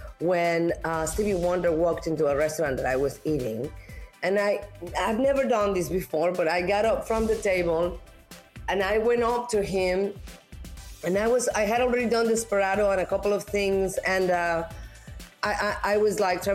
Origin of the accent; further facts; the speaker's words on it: Mexico; I'm an actress from Mexico.